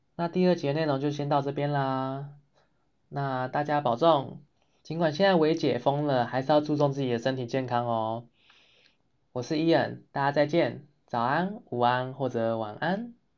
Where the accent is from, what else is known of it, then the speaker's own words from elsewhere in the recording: Taiwan; moved away as an adult; now in Sweden; 我们亚洲人或是说我们台湾人